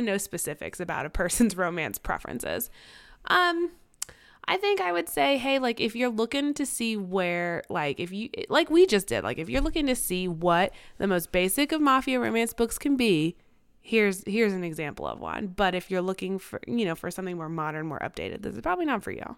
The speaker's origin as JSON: {"language": "English", "town": "Kansas City", "region": "Missouri", "country": "United States", "tie": "born or raised there", "said": "I'm biracial. I grew up in Kansas City."}